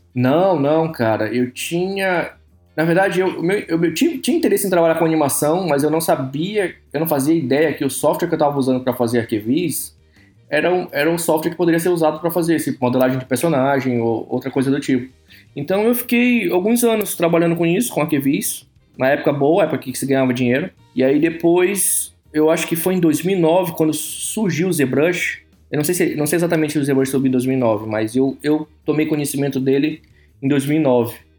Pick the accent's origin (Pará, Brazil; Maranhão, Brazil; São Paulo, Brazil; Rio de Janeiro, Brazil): Maranhão, Brazil; São Luís; moved away as an adult; now in Canada; eu sou do Nordeste, eu sou de São Luís do Maranhão, cidade pequena